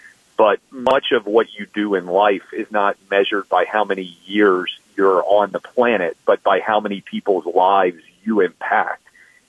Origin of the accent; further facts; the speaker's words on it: Nashville, Tennessee, United States; I'm born and raised in Nashville. I'll be 40 in April. I've spent almost my entire life here.